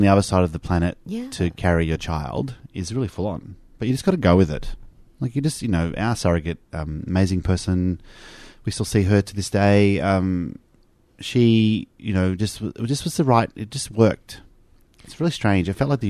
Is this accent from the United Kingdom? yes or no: no; Australia; Because you're Australian by descent and we're both Australian, so he was naturalised then.